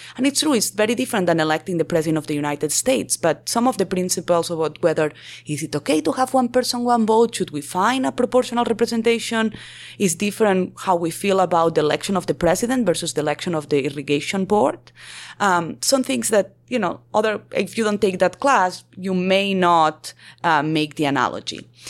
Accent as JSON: {"language": "English", "town": "Barcelona", "region": "Catalonia", "country": "Spain", "also_born_or_lived": "Colombia / New York / California / Texas", "moved": "as an adult", "said": "I am originally from Barcelona"}